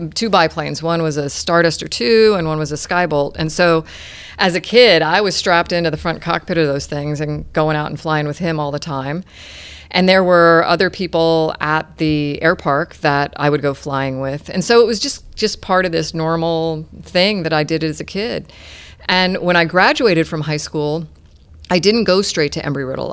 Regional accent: Clearwater, Florida, United States; also born or lived in Albany, New York / Houston, Texas / Saint Petersburg, Florida; I grew up in Clearwater, and now we're back just down the road in Saint Petersburg

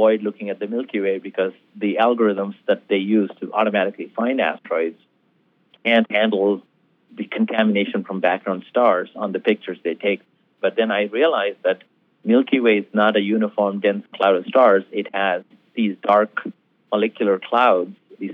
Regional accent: India; moved away; also born or lived in Tucson, Arizona; being Indian

